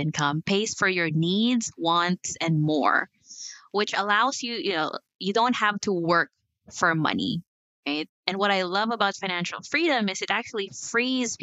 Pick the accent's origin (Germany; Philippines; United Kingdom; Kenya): Philippines; moved away as an adult; also born or lived in New Zealand; now in United States; I was born in the Philippines, moved to New Zealand, and I'm here.